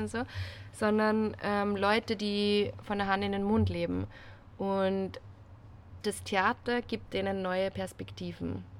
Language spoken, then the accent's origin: German; Salzburg, Austria; now in Vienna, Austria; bin ursprünglich aus Salzburg, wohne jetzt aber in Wien